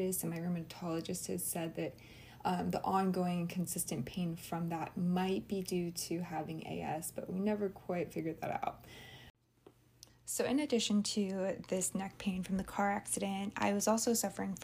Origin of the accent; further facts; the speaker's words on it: Flagstaff, Arizona, United States; moved away as an adult; also born or lived in Santa Barbara, California; now in Oahu, United States; I'm originally from Flagstaff, Arizona, although I wasn't born there. That's where I spent a majority of my childhood and graduated from high school in 2015